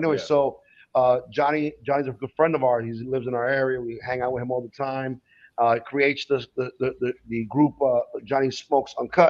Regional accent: New York, United States; Because I'm from New York

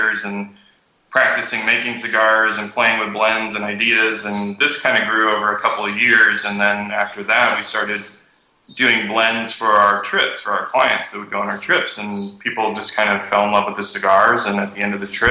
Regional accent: Austin, Texas, United States; moved away as an adult; also born or lived in Guatemala / Africa; now in Nicaragua; I'm originally from Austin, Texas

